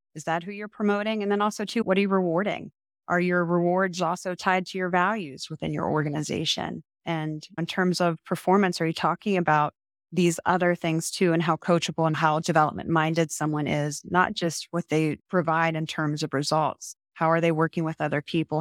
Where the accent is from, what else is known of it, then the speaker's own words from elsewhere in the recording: Marietta, Ohio, United States; my hometown and my, where I got my bachelor's degree, married at college